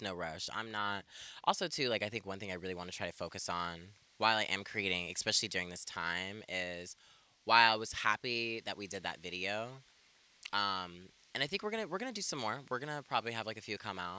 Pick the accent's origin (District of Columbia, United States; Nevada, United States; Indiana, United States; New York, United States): Nevada, United States; Elko; born or raised there; moved away as an adult; also born or lived in Ethiopia / California; now in Portland, United States